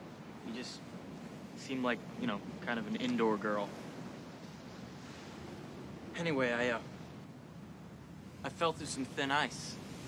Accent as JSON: {"language": "English", "town": "Chippewa Falls", "region": "Wisconsin", "country": "United States", "tie": "born or raised there", "said": "Well, they have some of the coldest winters around. I grew up there near Chippewa Falls. I remember when I was a kid, me and my father, we went ice fishing out on Lake Wissota."}